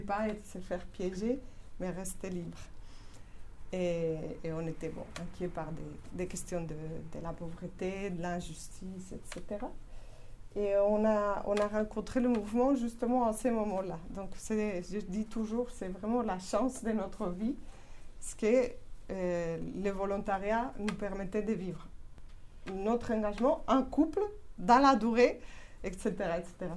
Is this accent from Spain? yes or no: yes; Spain; French is a second language; moved away as an adult; Je suis espagnole